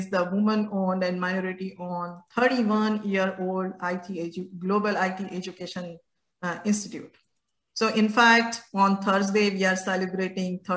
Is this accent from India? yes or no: yes; India; I was born and raised in India